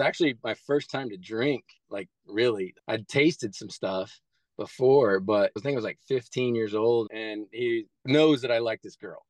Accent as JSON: {"language": "English", "region": "Midwest", "country": "United States", "tie": "born or raised there", "said": "I grew up really poor in the Midwest"}